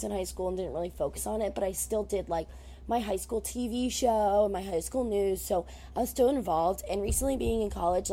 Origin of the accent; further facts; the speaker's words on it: New Jersey, United States; I'm from Jersey